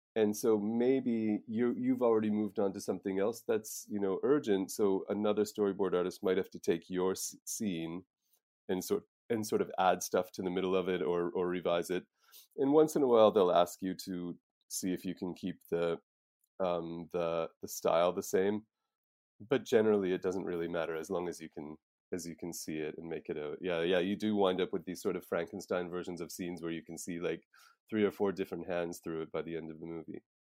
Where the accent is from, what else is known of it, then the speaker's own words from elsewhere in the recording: Nova Scotia, Canada; moved away as an adult; now in Prague, Czech Republic; I'm from Nova Scotia in Canada, and I came to Prague in ninety-nine